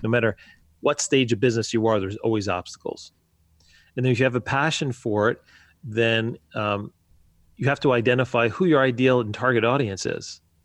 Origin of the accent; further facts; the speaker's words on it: New Jersey, United States; moved away as an adult; now in Wisconsin, United States; I was born and raised in New Jersey